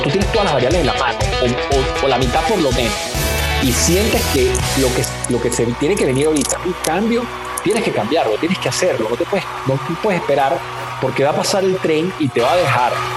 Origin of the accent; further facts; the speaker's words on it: Venezuela; also born or lived in Boston, United States; now in Mexico; ya seguramente escucharon mi acento, yo soy de Venezuela. Eh, como comentábamos, pues soy hijo de inmigrantes, ¿no? Eh, que llegaron a Venezuela después de las guerras de Europa. Y, bueno, mi mamá era española, mi papá italiano. bueno, me crié ahí